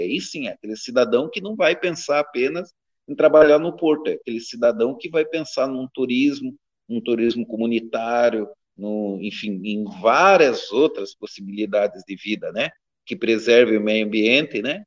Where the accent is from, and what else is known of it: Brazil; accent: Caiçara